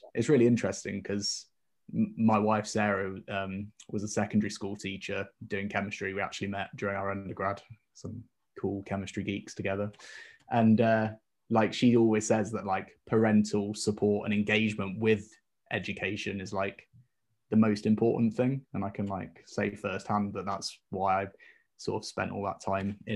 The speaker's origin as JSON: {"language": "English", "area": "the Midlands near Leicester", "region": "East Midlands", "country": "United Kingdom", "tie": "born or raised there", "also_born_or_lived": "York / Basel, Switzerland / Bristol", "moved": "as an adult", "said": "I grew up in the Midlands near Leicester."}